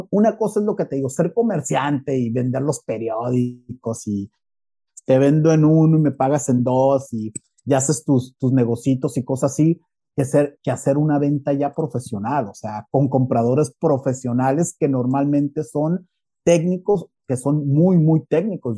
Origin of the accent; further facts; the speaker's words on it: Mexico; moved away as an adult; now in Spain; Yo soy mexicano